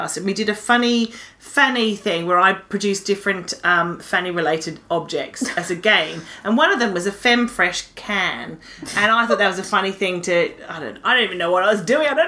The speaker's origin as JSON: {"language": "English", "country": "Australia", "moved": "yes", "lives_now": "United Kingdom", "said": "we're Australian"}